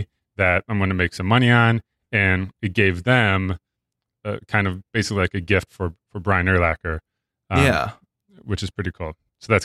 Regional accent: Illinois, United States; And I grew up near Chicago, so big, huge Bears fan, which isn't always a good thing.

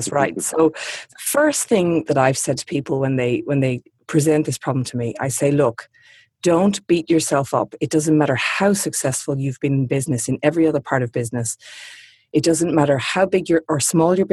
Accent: Sydney, New South Wales, Australia; I'm obviously in my hometown of Sydney at the moment

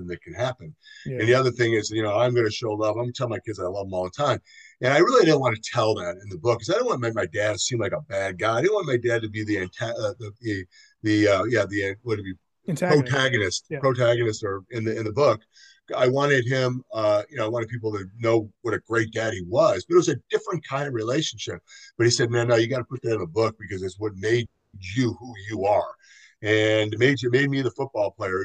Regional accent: Chicago, Illinois, United States; growing up in Chicago

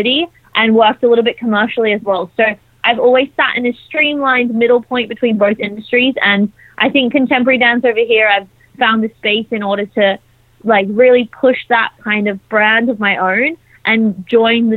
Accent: Australia; moved away as an adult; now in London, United Kingdom; So I grew up in Australia. I moved to London just over a year ago on a visa

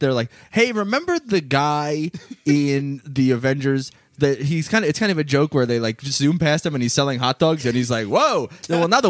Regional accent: New York, United States; me growing up in New York

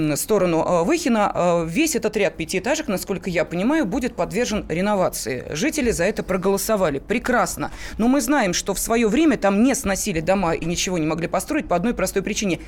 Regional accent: Moscow, Russia; Мы с вами москвичи

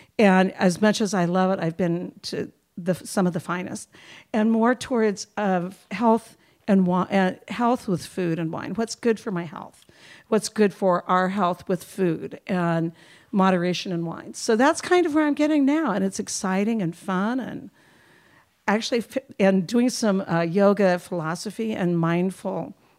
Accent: Fresno, California, United States; I made my way to Fresno, California when I was about 8.

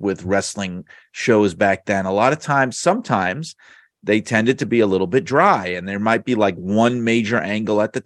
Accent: New York, United States; I grew up in New York

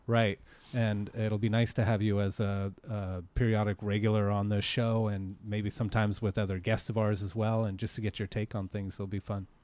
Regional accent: Petaluma, California, United States; I'm from Petaluma

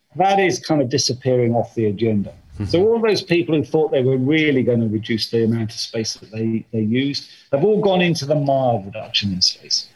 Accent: United Kingdom; I'm British

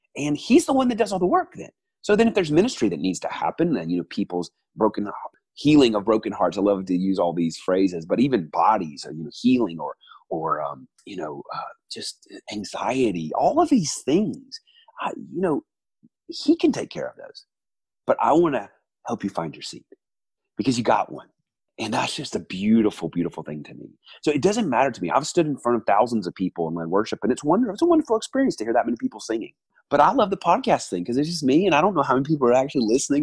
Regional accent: the South, United States; moved away as an adult; also born or lived in New York; now in Atlanta, United States; I'm originally from the South

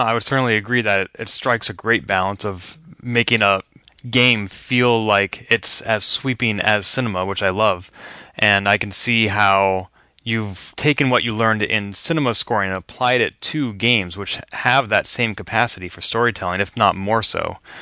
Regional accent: Boston, Massachusetts, United States; my hometown of Boston

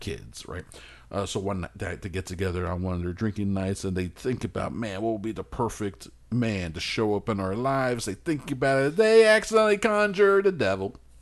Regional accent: United States; I'm an anti-God American

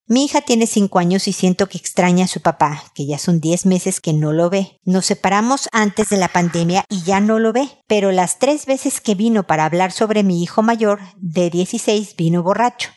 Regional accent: Mexico; soy mexicana

